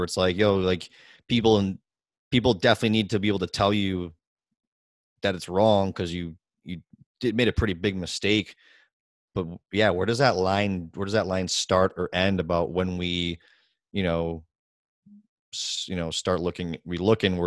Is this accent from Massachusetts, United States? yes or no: yes; Worcester, Massachusetts, United States; I'm from Worcester, born and raised